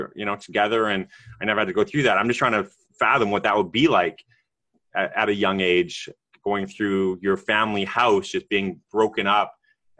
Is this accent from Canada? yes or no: yes; Canada; I'm Canadian